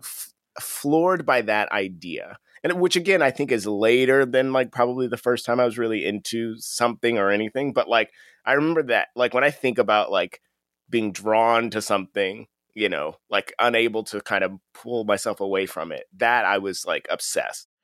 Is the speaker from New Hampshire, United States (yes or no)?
no; Akron, Ohio, United States; I'm from Akron, which is the northeast area